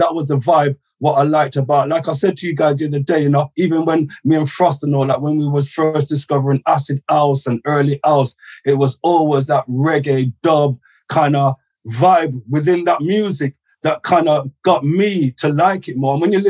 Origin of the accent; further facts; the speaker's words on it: Gloucester, South West England, United Kingdom; now in London, United Kingdom; growing up in Gloucester, you know, sound system culture